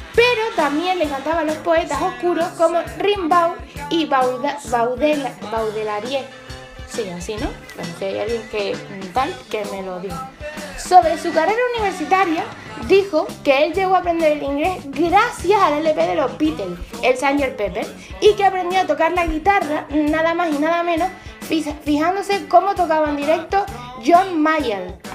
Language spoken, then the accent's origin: Spanish; Las Palmas de Gran Canaria, Canary Islands, Spain; Las Palmas de Gran Canaria, que es de donde soy yo.